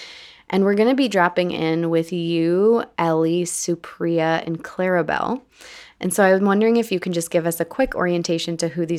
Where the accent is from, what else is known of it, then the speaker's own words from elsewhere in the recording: Wisconsin, United States; my home state of Wisconsin, coming at you from Madison